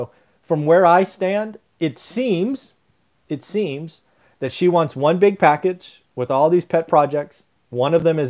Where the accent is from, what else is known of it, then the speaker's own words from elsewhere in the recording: United States; And I'm a resident of that state, so I know what I'm saying. But I'm an American first